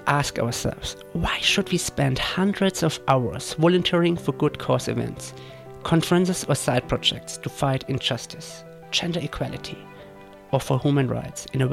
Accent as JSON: {"language": "English", "town": "Würzburg", "region": "Bavaria", "country": "Germany", "tie": "born or raised there", "moved": "yes", "said": "my hometown, Würzburg"}